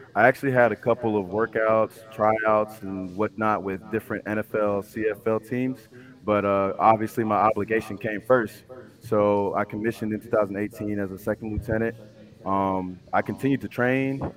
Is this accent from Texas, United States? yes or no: yes; Houston, Texas, United States; I'm from Houston, Texas, born and raised.